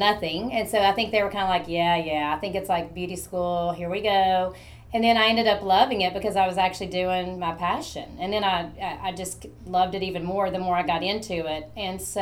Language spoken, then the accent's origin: English; Morristown, Tennessee, United States; I lived in a small town, I grew up in Morristown